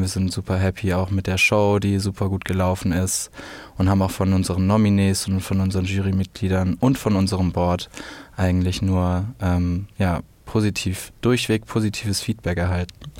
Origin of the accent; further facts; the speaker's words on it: Swabia, Germany; Ich komme ja aus dem Schwabenland